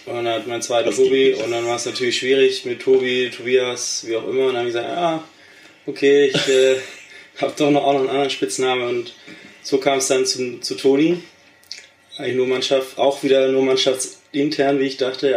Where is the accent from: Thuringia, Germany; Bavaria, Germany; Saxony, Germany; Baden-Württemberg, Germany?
Baden-Württemberg, Germany; Ditzingen; moved away as an adult; also born or lived in Bielefeld; now in Steinhagen, Germany; ich komme ja ursprünglich nicht aus Steinhagen, sondern aus Ditzing. Das ist in Baden-Württemberg, im, ich sag mal, im Großraum Stuttgart